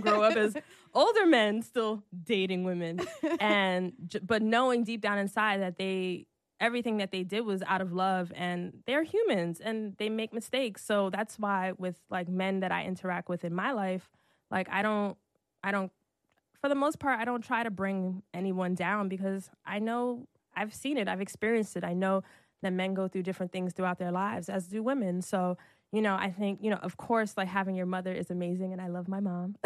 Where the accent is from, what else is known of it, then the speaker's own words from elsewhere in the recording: Brooklyn, New York, United States; also born or lived in Irvington, New Jersey / Newark, New Jersey / Atlanta; I'm from Brooklyn